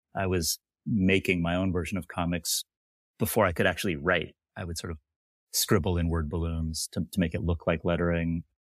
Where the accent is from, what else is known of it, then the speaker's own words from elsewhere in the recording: Sacramento, California, United States; I am from Sacramento, California